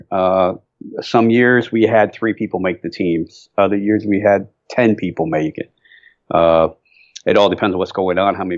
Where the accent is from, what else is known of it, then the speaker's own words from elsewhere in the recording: near Cleveland, Northern Ohio, United States; now in North Carolina, United States; I'm from Ohio